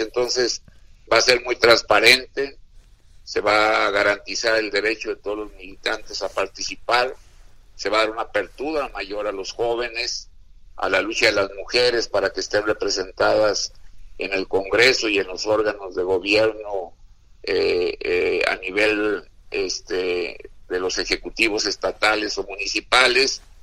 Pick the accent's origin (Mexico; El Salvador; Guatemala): Mexico; nosotros los mexicanos